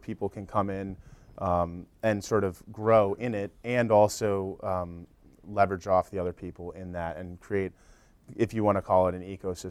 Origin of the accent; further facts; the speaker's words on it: Northeast, United States; We're sort of from the Northeast. We have a network there, friends and family